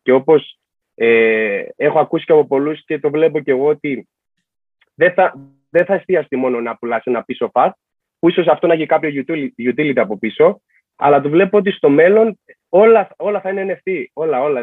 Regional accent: Rhodes, South Aegean, Greece; είμαι και από Ρόδο. Δεν είμαι ούτε από Αθήνα ούτε από Θεσσαλονίκη.

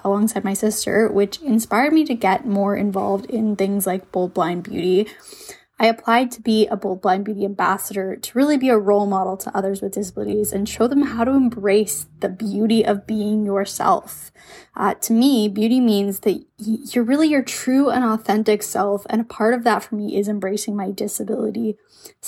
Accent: Ontario, Canada; I'm from Ontario, Canada

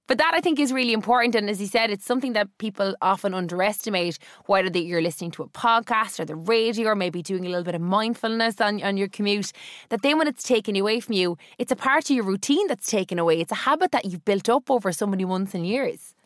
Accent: Cork, Munster, Ireland; me, as a Cork person

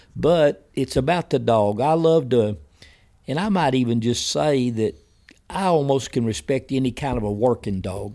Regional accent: Wilburton, United States; the town that's really my hometown where I went to school, most of my family's Wilberton

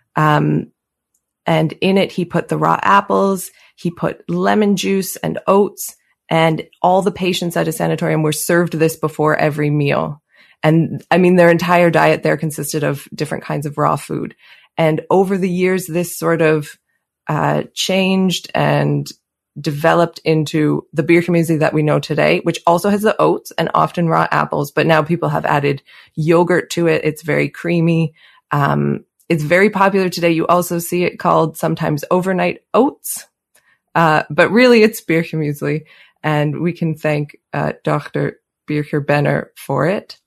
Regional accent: Calgary, Alberta, Canada; accent: Canadian; moved away as an adult; now in Switzerland; I grew up in Canada, in Calgary, uh, near the Rocky Mountains. And today I live near the Swiss Alps

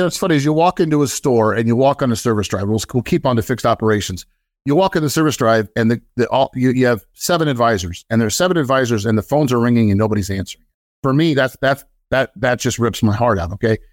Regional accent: Iowa, United States; moved away; also born or lived in Minnesota / Florida; originally, I'm from Iowa. Spent most of my career in Minnesota.

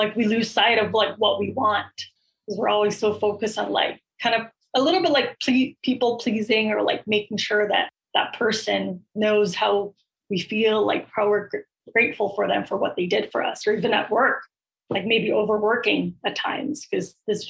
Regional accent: Philippines; Like, if you're Filipino, I'm Filipino, like we already have that foundation and that connection

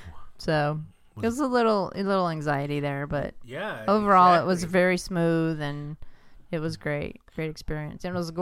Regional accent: California, United States; Because you don't need to know that I'm from California.

